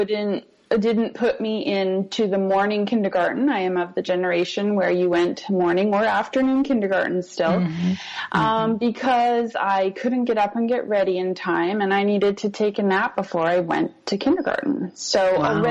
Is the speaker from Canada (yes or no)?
yes; Canada; now in Costa Rica; I'm Canadian